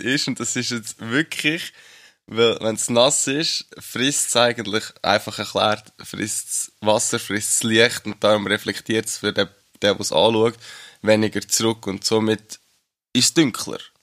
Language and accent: German; Schwyz, Switzerland; als einer vom Kanton Schweiz, hat man natürlich unseren eigenen Dialekt